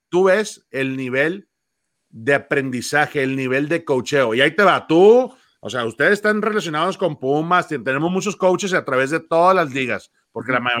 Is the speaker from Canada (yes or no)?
no; Mexico; Necesitamos como jugadores mexicanos, como coaches, entender que esto no es para todos.